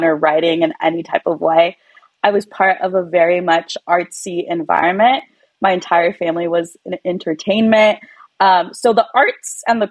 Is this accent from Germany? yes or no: no; California, United States; first language Spanish; English is a second language; I was born in California. But, you know, like a lot of Latino kids, I was not raised in a household that spoke English. We spoke Spanish at home